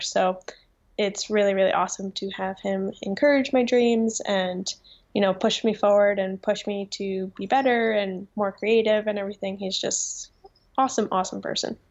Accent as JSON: {"language": "English", "town": "Vernon", "region": "New Jersey", "country": "United States", "tie": "born or raised there", "said": "I have lived in this town my whole life, two different houses, but yep, born and raised in Vernon, New Jersey"}